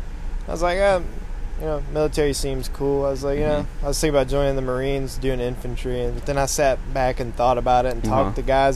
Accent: Covington, Georgia, United States; moved away as an adult; also born or lived in Rockdale, Georgia; I grew up in a small town in Georgia, Covington.

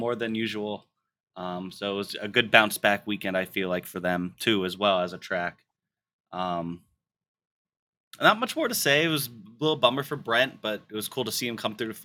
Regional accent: United States; I'm American

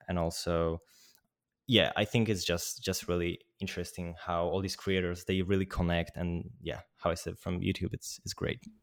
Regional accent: Poland; I'm from Poland.

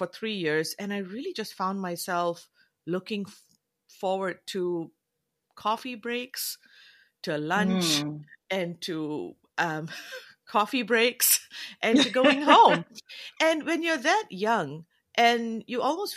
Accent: Malaysia; moved away; also born or lived in Canada / New Zealand; being of South Asian background, but I'm from Malaysia

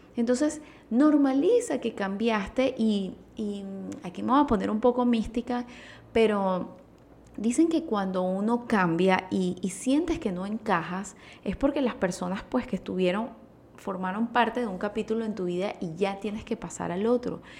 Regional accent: Venezuela; utilizo esos términos venezolanos

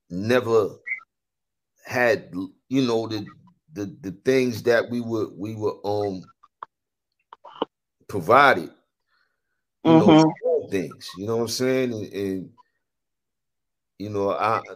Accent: New York City, New York, United States; I'm from New York or, you know, growing up in the city

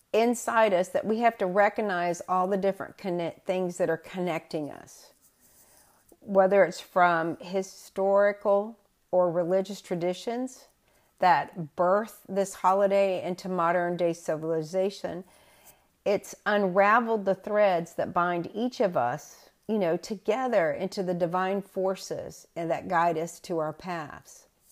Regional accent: the South, United States; moved away as an adult; also born or lived in New Bedford, Massachusetts; being a Southerner

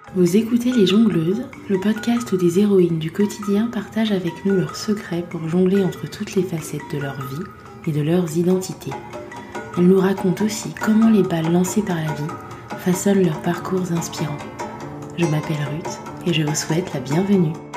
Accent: Côte d’Ivoire; moved away; also born or lived in Île-de-France; j'ai grandi euh, en Côte d'Ivoire

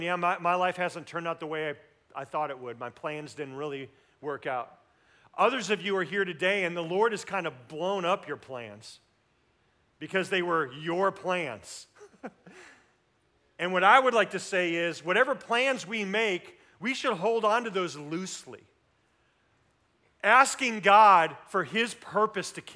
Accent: Tulsa, Oklahoma, United States; We grew up in Tulsa

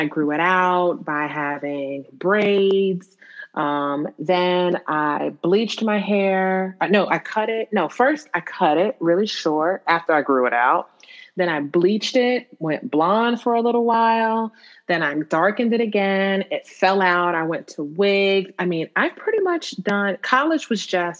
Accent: New Jersey, United States; I grew up in Jersey

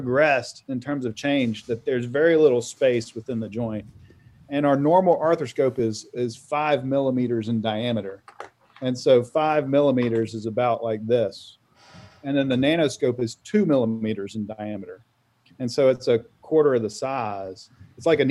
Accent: Auburn, Alabama, United States; moved away as an adult; also born or lived in Vail, Colorado; I grew up in Auburn, Alabama, decided I should not go to undergrad there

